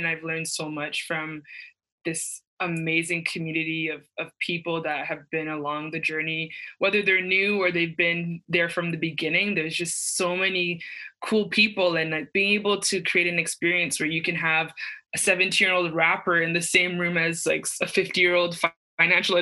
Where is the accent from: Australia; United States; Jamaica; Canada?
Canada; Mississauga, Ontario; I'm from Mississauga, Ontario